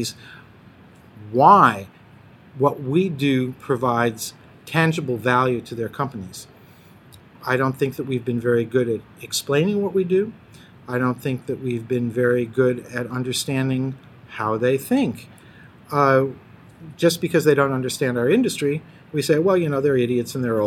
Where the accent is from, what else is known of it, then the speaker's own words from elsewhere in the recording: United States; accent: American; first language English; moved away as an adult; now in Copenhagen, Denmark; I was born in the United States, so technically English is my first language, but for 36 years, Danish has actually been my working language, so I only sound American